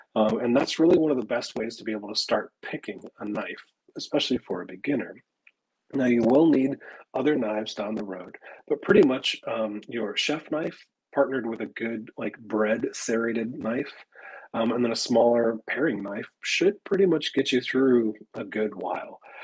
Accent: Midwest, United States; moved away; also born or lived in Texas; I grew up in the Midwest and was used to having wild sumac grow kind of all over the place

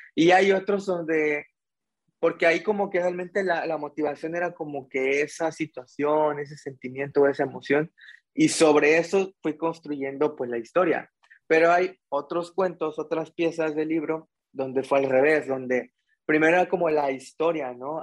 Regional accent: Mexico; como buen estudiante mexicano

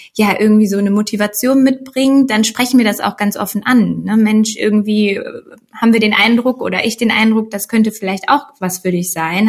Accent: Sauerland, North Rhine-Westphalia, Germany; moved away as an adult; now in Cologne, Germany; gebürtige Sauerländerin, ähm, wohnhaft jetzt aber ja schon seit, wow, sieben Jahren oder so in Köln

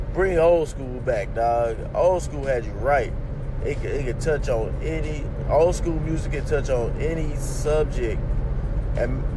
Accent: United States; I'm American

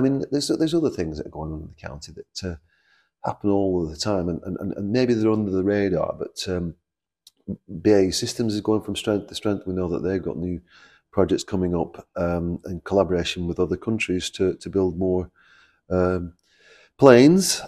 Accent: Preston, North West England, United Kingdom; also born or lived in Scotland; I was born in Scotland, but from the age of three months, I've lived in Preston. Went to school here, went to college here

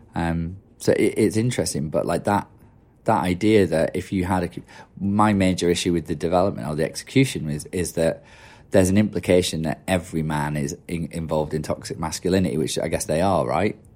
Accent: Yorkshire and the Humber, United Kingdom; I'm from Yorkshire and it's pretty cynical

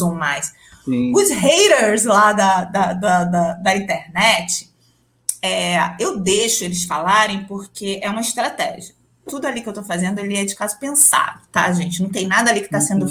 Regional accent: Rio de Janeiro, Brazil; moved away as an adult; also born or lived in São Paulo; now in Mato Grosso, Brazil; criança criada em apartamento, mas que qualquer buraquinho que tinha, e sendo carioca, estava sempre na praia

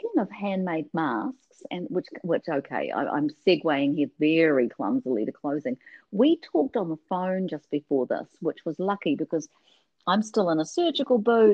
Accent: New Zealand; I come from New Zealand, and we hold tea in very high regard

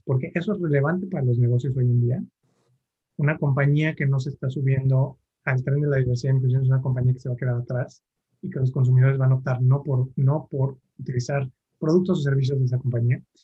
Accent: Mexico City, Mexico; soy chilango, eh, nací aquí en la Ciudad de México

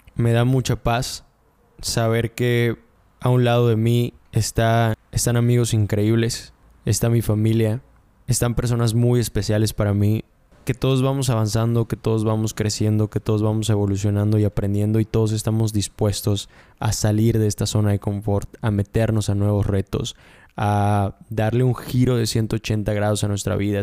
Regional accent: Mérida, Yucatán, Mexico; yo soy de Mérida, y soy de Yucatán

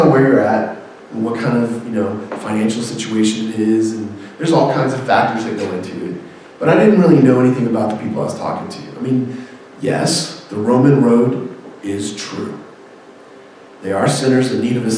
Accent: Houston, Texas, United States; I love the Rockets because I'm from Houston

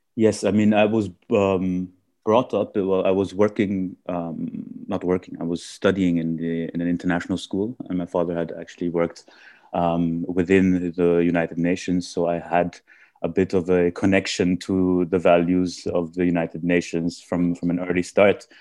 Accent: Vienna, Austria; also born or lived in India; I was born and brought up in, in Austria, but originally I'm from India.

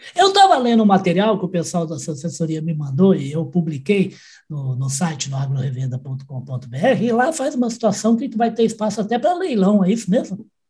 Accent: Uberaba, Minas Gerais, Brazil; Eu nasci em Uberaba

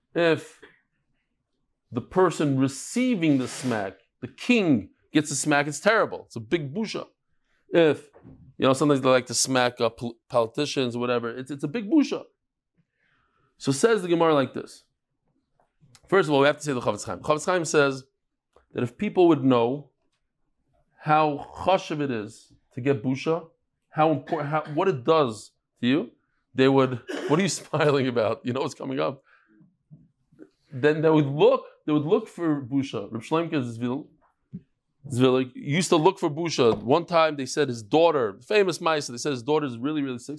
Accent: New York, United States; now in Israel; I'm from New York

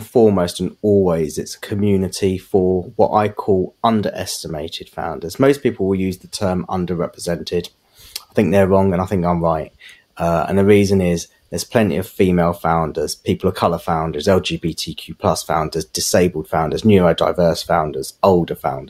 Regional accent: England, United Kingdom; I was born and bred here, went to school here, educated here

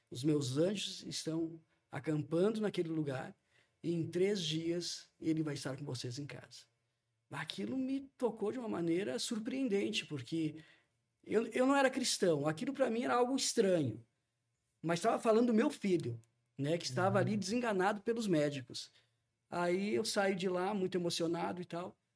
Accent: Caxias do Sul, Rio Grande do Sul, Brazil; nós somos de Caxias do Sul.

